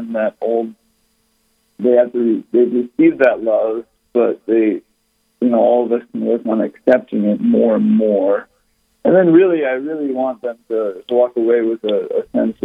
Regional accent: Rochester, Minnesota, United States; now in Fairmont, United States; grew up in Rochester, Minnesota, so I kind of grew up with confirmation classes

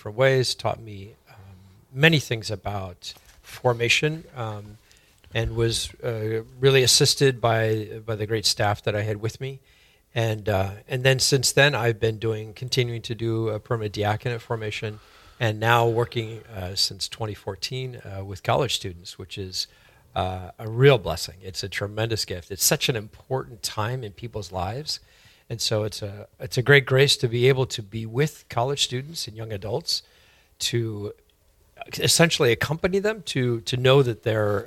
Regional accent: San Francisco, California, United States; moved away as an adult; now in Fargo, United States; I'm from San Francisco originally, and came to the Fargo Diocese in the early 90s

